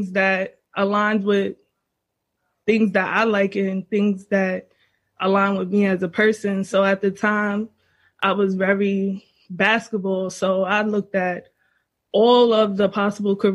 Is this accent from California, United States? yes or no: no; New York City, New York, United States; I'm from the Bronx, and I'm a life coach.